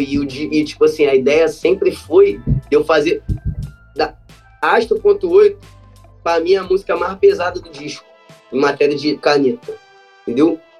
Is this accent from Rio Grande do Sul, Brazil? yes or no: no; Rio de Janeiro, Brazil; mesmo sendo carioca